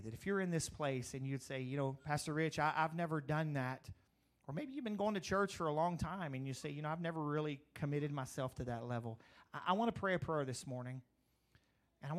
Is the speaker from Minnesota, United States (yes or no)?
no; Crowley, Louisiana, United States; also born or lived in Eunice, Louisiana; when I grew up in Crowley